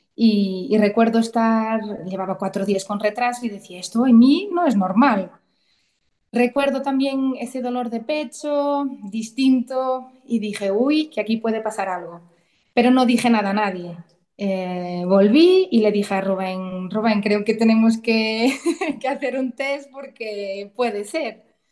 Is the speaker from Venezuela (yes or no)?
no; Portugal; moved away as an adult; now in Santiago de Compostela, Spain; soy portuguesa y ahora mismo vivo en Santiago de Compostela, en Galicia. Llevo ya más de 15 años aquí